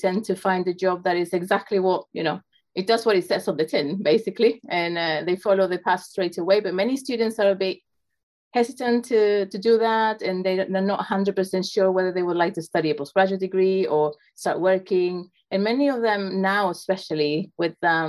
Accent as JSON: {"language": "English", "country": "Chile", "also_born_or_lived": "South Carolina", "said": "I'm originally from Chile"}